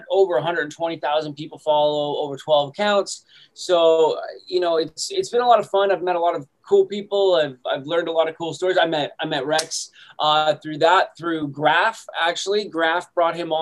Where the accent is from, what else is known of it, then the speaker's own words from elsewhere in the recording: Canada; I'm from Canada